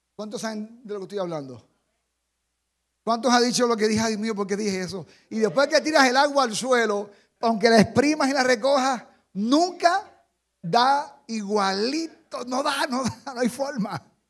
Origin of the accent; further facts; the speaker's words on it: Jarabacoa, La Vega, Dominican Republic; también soy de, de este país. Y también soy de Jarabacoa